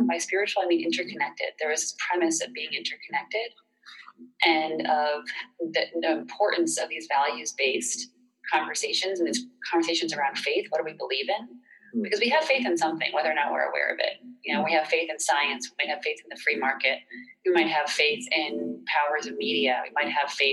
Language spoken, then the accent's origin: English; Boston, Massachusetts, United States; moved away as an adult; also born or lived in North Carolina; growing up in Boston.